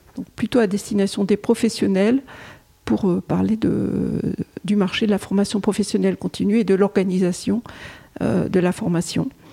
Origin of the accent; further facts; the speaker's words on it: Pas-de-Calais, Hauts-de-France, France; je suis née dans le Pas-de-Calais.